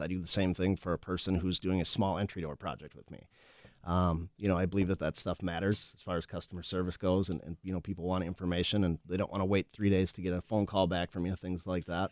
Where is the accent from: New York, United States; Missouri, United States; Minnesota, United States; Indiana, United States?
Minnesota, United States; Winona; also born or lived in La Crosse, Wisconsin; I grew up in Winona, actually, Winona, Minnesota